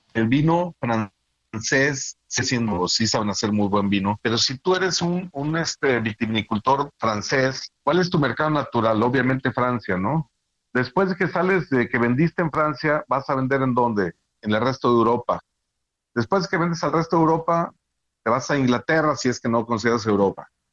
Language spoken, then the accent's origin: Spanish; Guadalajara, Jalisco, Mexico; yo que soy de aquí de Guadalajara